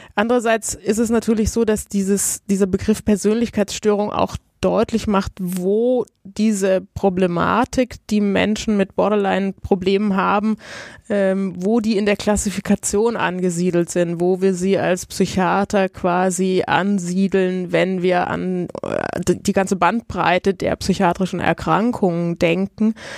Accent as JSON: {"language": "German", "country": "Italy", "moved": "yes", "said": "Ich komme aus Italien."}